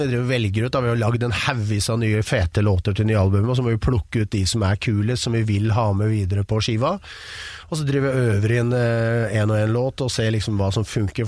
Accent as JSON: {"language": "Norwegian", "region": "Oslo", "country": "Norway", "said": "Jeg er fra Romsås"}